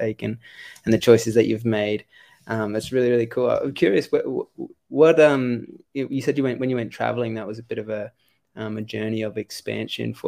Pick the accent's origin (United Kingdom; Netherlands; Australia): Australia; moved away as an adult; also born or lived in United States; I was 17, and like growing up in Australia